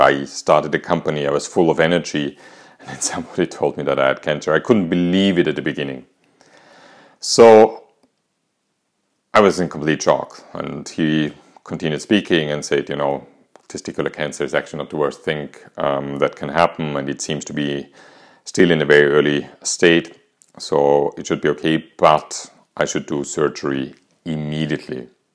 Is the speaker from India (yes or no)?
no; Austria; English is a second language; as you might hear from my accent, I'm not English, neither American, I'm actually Austrian.